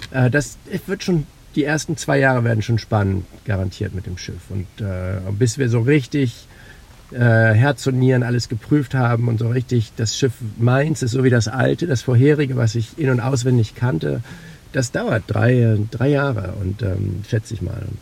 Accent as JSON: {"language": "German", "town": "Oldenburg", "region": "Lower Saxony", "country": "Germany", "tie": "born or raised there", "said": "Ich bin ja in Oldenburg in Niedersachsen aufgewachsen, aber mein Leben hat sich immer in Norddeutschland abgespielt."}